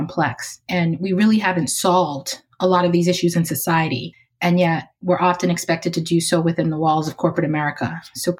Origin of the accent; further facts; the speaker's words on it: Boston, Massachusetts, United States; drove me to and from Head Start every day from where I lived in Roxbury, Massachusetts.